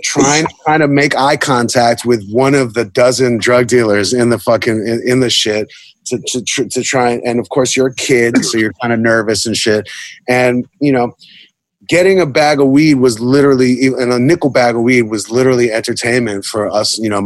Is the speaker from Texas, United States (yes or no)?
no; New York City, New York, United States; When you grew up in the time that I grew up in New York City